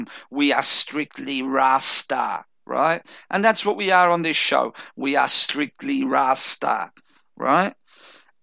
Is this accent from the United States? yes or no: no; Chelsea, Victoria, Australia; I grew up in Chelsea, which is like a fucking Irish neighborhood